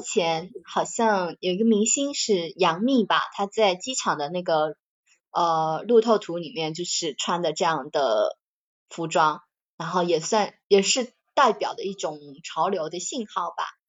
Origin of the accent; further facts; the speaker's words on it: southern China, China; 作为一个南方人，我是，我是没有羽绒服的